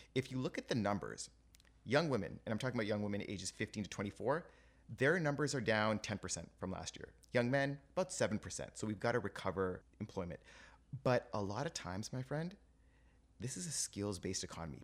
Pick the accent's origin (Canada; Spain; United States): Canada; Toronto, Ontario; also born or lived in England; I was born and raised in Toronto